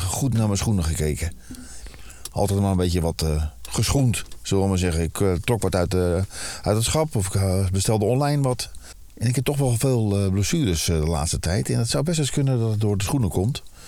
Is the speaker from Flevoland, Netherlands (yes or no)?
no; Alkmaar, North Holland, Netherlands; Ik ben in eh, de binnenstad van Alkmaar. Ja, mijn geboorteplaats